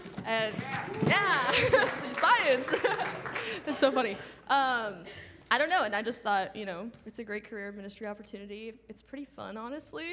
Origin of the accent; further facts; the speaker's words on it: Colorado, United States; I'm from Colorado